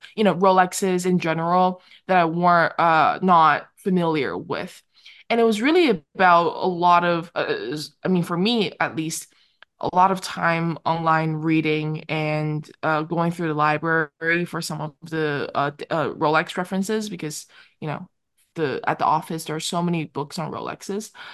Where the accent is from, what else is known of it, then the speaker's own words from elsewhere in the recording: Vancouver, British Columbia, Canada; I grew up in Vancouver.